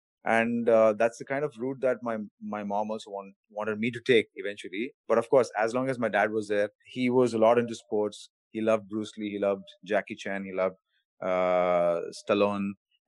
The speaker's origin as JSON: {"language": "English", "town": "Bengaluru", "region": "Karnataka", "country": "India", "tie": "born or raised there", "said": "I played badminton, tennis, cricket, and a bunch of other things as well growing up in Bangalore."}